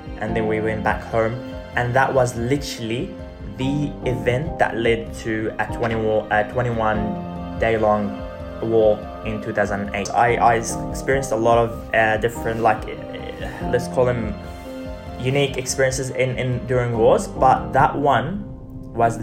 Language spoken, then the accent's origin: English; Gaza, Gaza Strip, Palestine; as a Palestinian growing up in Gaza